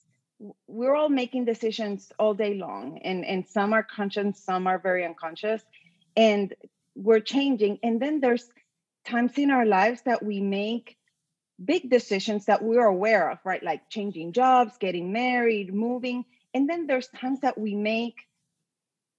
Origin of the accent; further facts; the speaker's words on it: Puerto Rico; now in Austin, United States; I'm from Puerto Rico